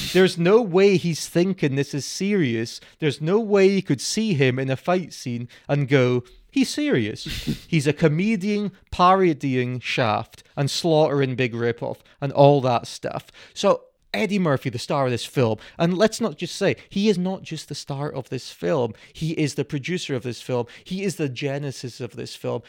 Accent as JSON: {"language": "English", "region": "Scotland", "country": "United Kingdom", "said": "we are Scottish"}